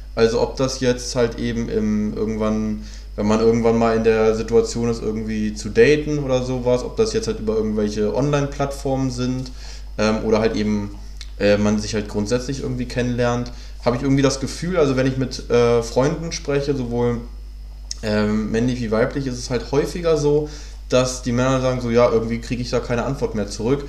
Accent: Hanover, Lower Saxony, Germany; moved away as an adult; now in Berlin, Germany; bin ja ursprünglich aus Hannover, bin ja jetzt seit neun Jahren hier

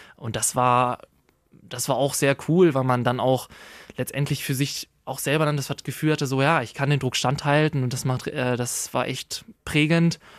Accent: Hameln, Lower Saxony, Germany; also born or lived in Burgdorf; Ich bin ja zu, weiterhin im Schiller Gymnasium Hameln zur Schule gegangen

